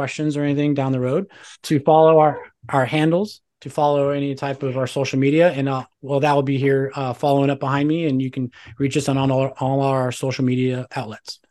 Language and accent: English; Tucson, Arizona, United States; I grew up in Tucson, Arizona. I'm from Tucson, Arizona